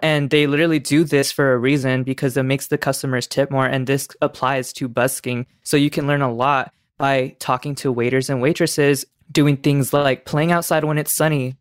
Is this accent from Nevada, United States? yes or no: yes; Las Vegas, Nevada, United States; I'm back in Vegas, my hometown